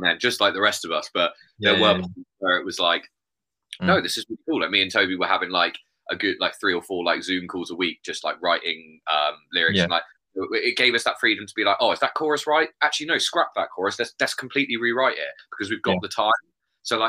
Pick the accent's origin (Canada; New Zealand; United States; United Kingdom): United Kingdom; Bournemouth, South West England; also born or lived in Poole; I'm from Bournemouth. I'd say Bournemouth.